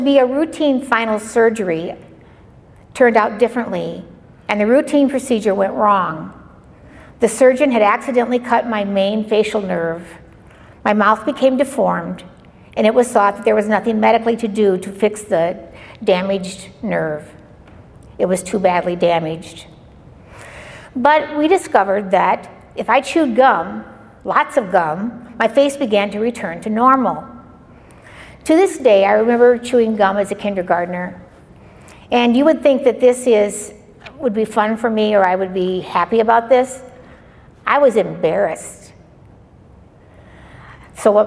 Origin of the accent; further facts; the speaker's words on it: Algona, Iowa, United States; I was born in Algona, a small town in northern Iowa, and I am the youngest of three girls